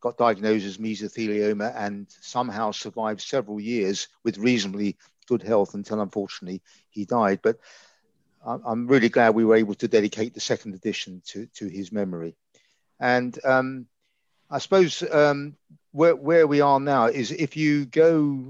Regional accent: London, United Kingdom; now in Reading, United Kingdom; I'm from the East End of London, as you can probably guess by my accent.

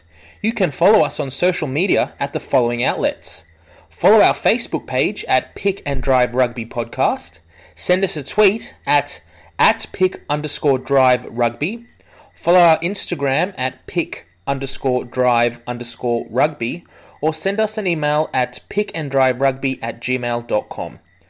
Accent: Ireland; No, I'm Irish.

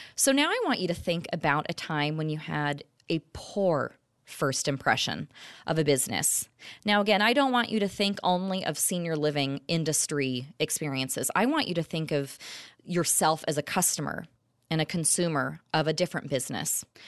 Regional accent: Orange County, California, United States; I'm originally from Orange County, California

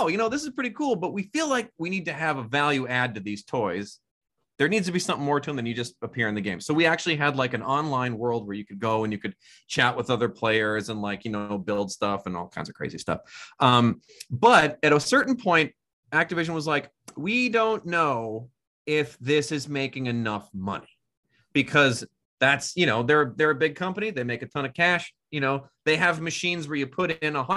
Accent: a suburb north of Milwaukee, Wisconsin, United States; I grew up in a suburb north of Milwaukee, Wisconsin.

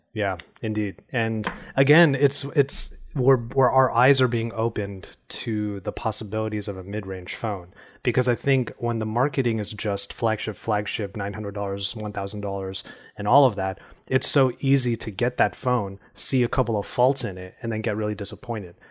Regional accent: California, United States; my home state, which is California.

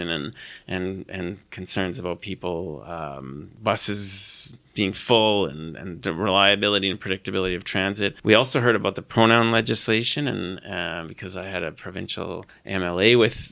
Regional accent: British Columbia, Canada; moved away as an adult; also born or lived in Naramata, British Columbia; now in Saskatoon, Canada; I'm from British Columbia originally

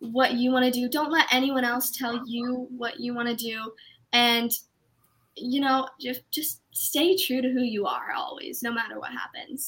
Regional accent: Canada; I'm from Canada

